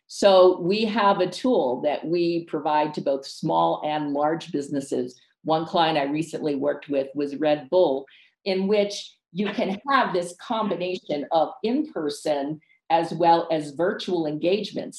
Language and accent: English; Ecuador; moved away; also born or lived in United States / Cape May, New Jersey; I'm from Ecuador